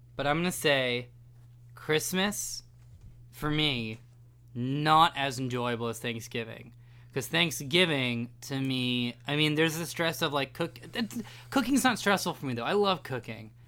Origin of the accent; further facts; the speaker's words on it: California, United States; my home state